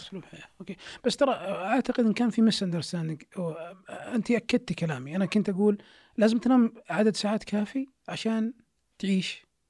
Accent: Saudi Arabia; إحنا كشعب سعودي

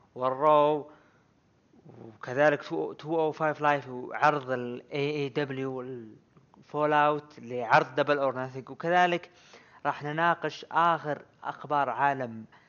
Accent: Saudi Arabia; عندنا بالسعوديه

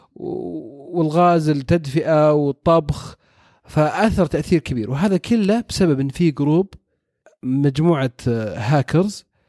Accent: Saudi Arabia; عندنا في السعوديه

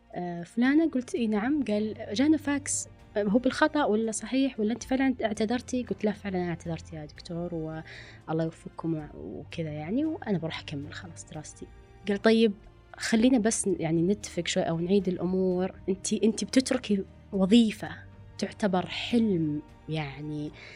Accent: Riyadh, Riyadh Province, Saudi Arabia; also born or lived in Dammam; كوني أنا أصلا من الرياض ورحت الدمام بيئة جديدة

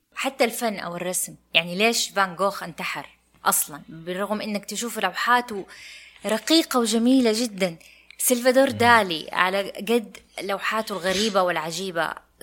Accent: Saudi Arabia

